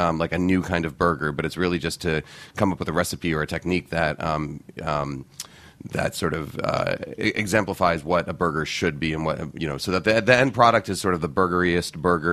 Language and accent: English; New York, United States; also born or lived in Boston; I grew up in New York. I was born in Boston, but my family moved here to New York when I was about 3 years old. I grew up in Morningside Heights